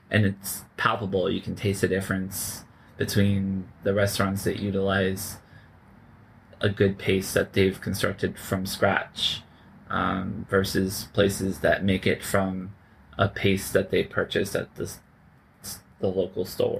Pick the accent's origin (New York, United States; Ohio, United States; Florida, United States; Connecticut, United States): Florida, United States; Cocoa Beach; moved away; I am from Florida